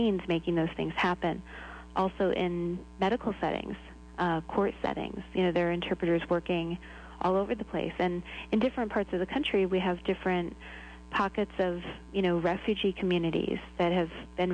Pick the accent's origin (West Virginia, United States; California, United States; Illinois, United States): Illinois, United States; also born or lived in Ecuador; now in Nashua, United States; I was born in Illinois, and I was interested in languages from a pretty young age.